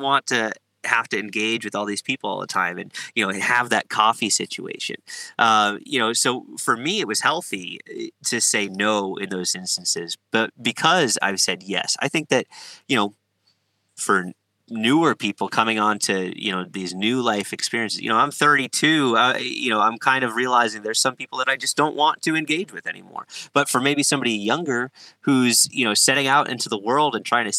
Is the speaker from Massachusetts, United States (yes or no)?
yes; Massachusetts, United States; I'm from Massachusetts. I have a ton of friends in Massachusetts